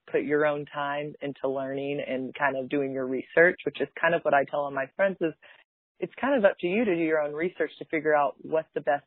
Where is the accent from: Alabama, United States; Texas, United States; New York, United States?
Texas, United States; Dallas; I'm from Dallas